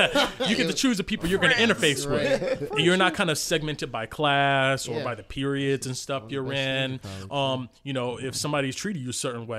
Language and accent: English; New Jersey, United States; I got into it because growing up, I grew up in New Jersey, inner city, you know, a latchkey kid.